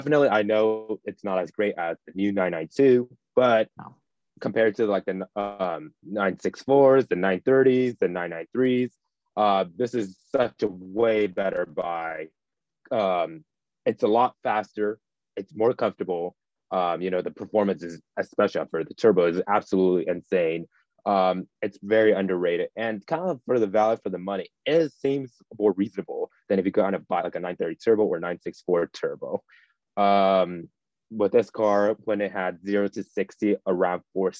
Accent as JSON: {"language": "English", "region": "Southern California", "country": "United States", "tie": "born or raised there", "said": "growing up in Southern California"}